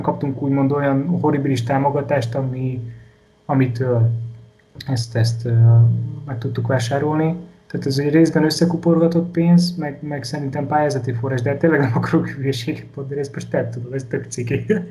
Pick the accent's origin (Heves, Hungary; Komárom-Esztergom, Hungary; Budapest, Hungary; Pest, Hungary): Komárom-Esztergom, Hungary; Komárom; otthon, Komáromban